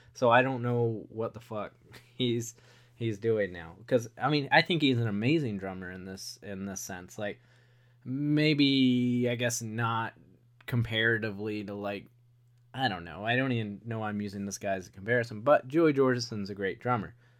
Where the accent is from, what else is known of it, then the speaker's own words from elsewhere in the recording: Wilmington, North Carolina, United States; a kid growing up in Wilmington, Nor-, North Carolina